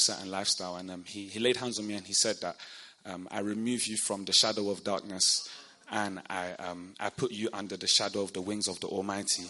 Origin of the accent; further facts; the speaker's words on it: London, United Kingdom; I'm an average Peckham boy. I came from Peckham. I grew up in Peckham